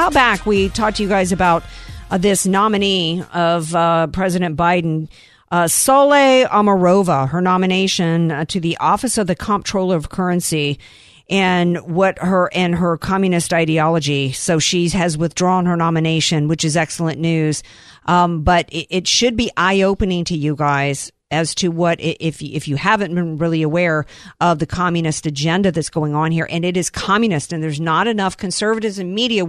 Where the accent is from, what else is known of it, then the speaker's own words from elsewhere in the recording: the South, United States; I grew up in the South